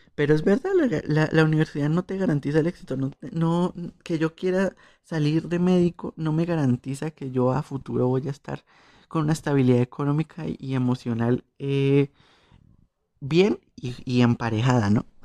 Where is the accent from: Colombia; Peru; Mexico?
Colombia